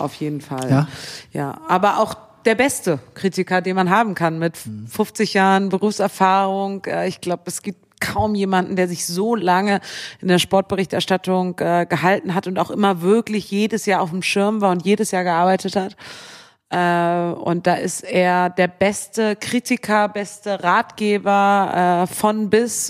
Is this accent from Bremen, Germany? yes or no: yes; Bremen, Germany; moved away; ich bin in Bremen aufgewachsen